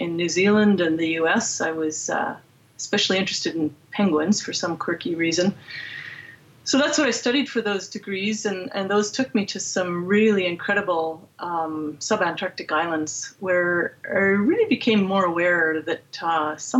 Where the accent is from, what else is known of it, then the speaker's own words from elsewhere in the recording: Edmonton, Alberta, Canada; I grew up here in Edmonton